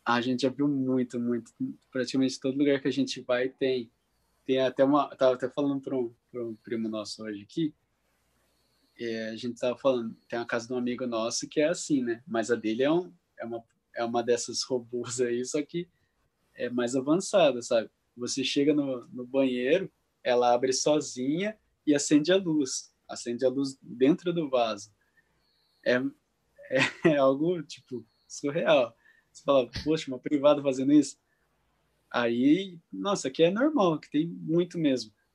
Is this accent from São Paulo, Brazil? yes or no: yes; interior of São Paulo, Brazil; moved away as an adult; now in Japan; a gente é do interior de São Paulo, não é acostumado com frio